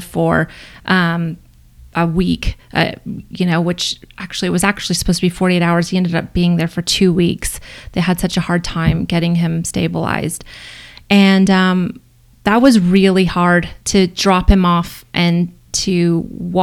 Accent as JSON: {"language": "English", "town": "Corpus Christi", "region": "Texas", "country": "United States", "tie": "born or raised there", "moved": "as an adult", "lives_now": "Boulder, United States", "said": "I moved back to my hometown in Corpus Christi"}